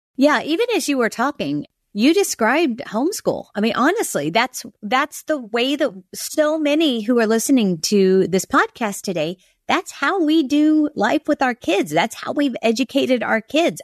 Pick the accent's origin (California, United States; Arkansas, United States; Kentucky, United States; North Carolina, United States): Kentucky, United States; I'm from Kentucky